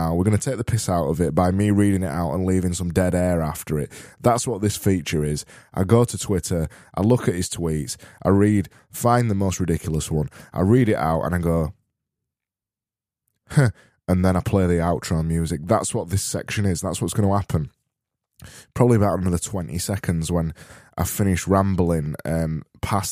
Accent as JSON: {"language": "English", "town": "Barnsley", "region": "Yorkshire and the Humber", "country": "United Kingdom", "said": "I am from Barnsley and we extend our vowels until they're desperately trying to not exist anymore"}